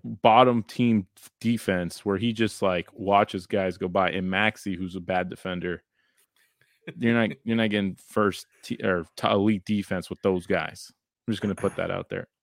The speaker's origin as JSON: {"language": "English", "town": "Los Angeles", "region": "California", "country": "United States", "said": "We're from Los Angeles"}